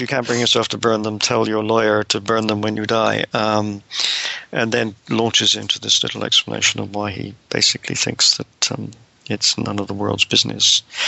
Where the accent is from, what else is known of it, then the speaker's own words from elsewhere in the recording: Devon, South West England, United Kingdom; moved away as an adult; also born or lived in United States; now in Cambridge, United Kingdom; I'm a British scholar, uh, born in. Um long time ago, 1948, um, in Devon in, in, the West Country